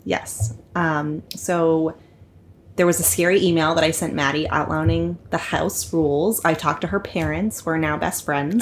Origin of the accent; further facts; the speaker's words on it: Franklin, Pennsylvania, United States; also born or lived in Pasadena, California; now in New York City, United States; I grew up, however, near in western Pennsylvania, a town called Franklin